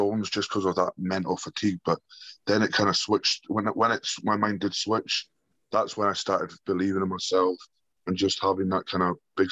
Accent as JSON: {"language": "English", "region": "Scotland", "country": "United Kingdom", "tie": "born or raised there"}